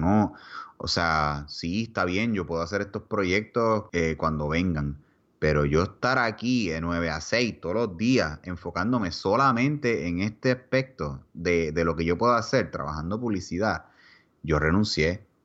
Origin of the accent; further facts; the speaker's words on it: Puerto Rico; moved away as an adult; now in Texas, United States; en dos semanas nosotros nos fuimos de Puerto Rico.